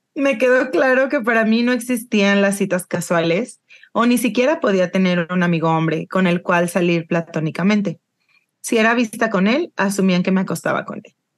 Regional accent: Yucatán, Mexico; soy yucateca

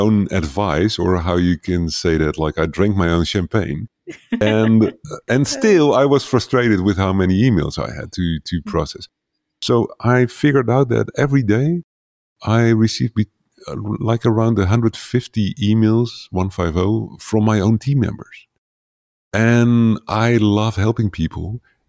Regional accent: Netherlands; first language Dutch; English is a second language; very tiny village somewhere to the east of New York, like at the other side of the ocean. And so English is not my native language. But I find that most people around the world can understand my English better than they can understand my Dutch.

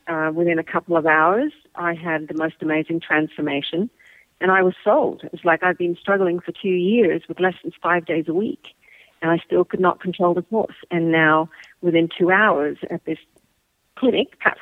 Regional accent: Australia; moved away; I'm from Australia. So I was in Sydney

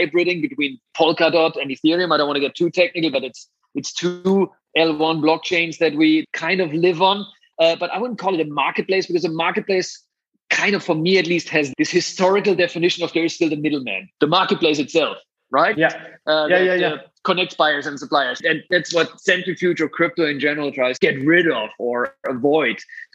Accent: Germany; accent: German; English is a second language; moved away as an adult; also born or lived in San Francisco; you hear my beautiful German accent. That's where my career started.

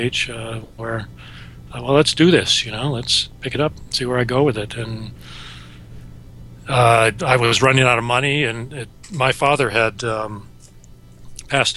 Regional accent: Wisconsin, United States; moved away as an adult; I grew up in Wisconsin and came out east

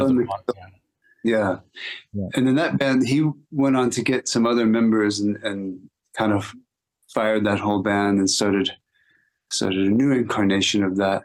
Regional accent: Austin, Texas, United States; growing up in Austin

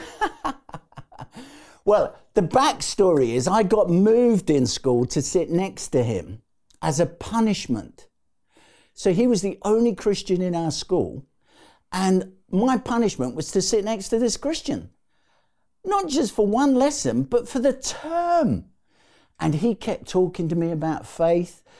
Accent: London, United Kingdom; I was born in the East End of London.

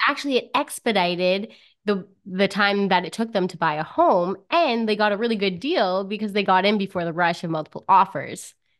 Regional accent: Timmins, Ontario, Canada; I'm from Timmins, Ontario

